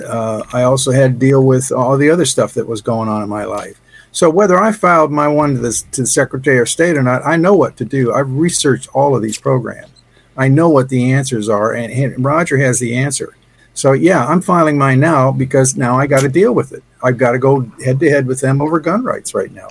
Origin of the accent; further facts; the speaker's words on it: Ohio, United States; I was born in 1948 in Ohio